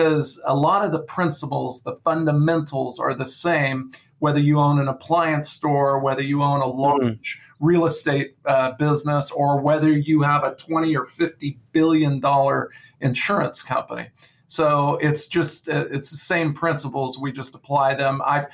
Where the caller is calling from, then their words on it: Visalia, California, United States; Well, I'm coming from Visalia, California, which is in the Central Valley of California. I'm between San Francisco and LA, and I'm between Yosemite and Morro Bay. So I'm right dead center in Visalia.